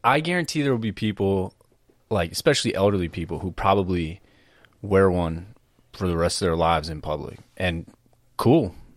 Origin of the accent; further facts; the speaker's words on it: East Coast, United States; moved away; also born or lived in Massachusetts; growing up on the East Coast and then living in the West Coast